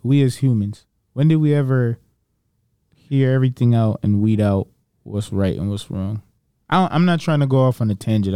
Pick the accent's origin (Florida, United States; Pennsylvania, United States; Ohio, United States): Florida, United States; Broward County; I grew up in Broward